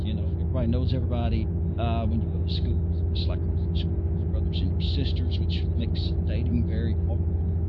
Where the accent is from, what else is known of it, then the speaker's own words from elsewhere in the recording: Southwest Arkansas, United States; we're from Southwest Arkansas